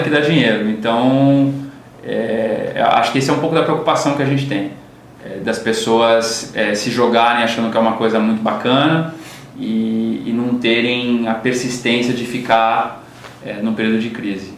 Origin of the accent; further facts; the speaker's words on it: Brazil; A gente, como brasileiro